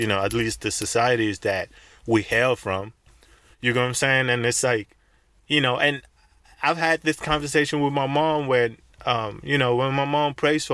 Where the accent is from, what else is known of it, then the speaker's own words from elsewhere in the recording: Senegal; now in United States; I was born in Senegal. That's where I was born. I immigrated to the U.S